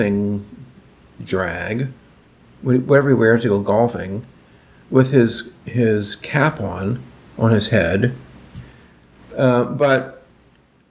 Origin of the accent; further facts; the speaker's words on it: New Orleans, Louisiana, United States; moved away; I'm from New Orleans